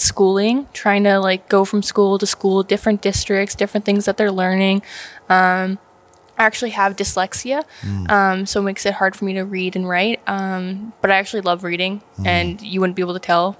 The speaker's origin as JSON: {"language": "English", "town": "Dominion", "region": "Nova Scotia", "country": "Canada", "tie": "born or raised there", "also_born_or_lived": "Alberta", "moved": "yes", "said": "Yeah, I was born in Nova Scotia, Cape Breton, a little town called Dominion. I grew up there for a little bit, and then we ended up moving to Alberta because it's poverty out there."}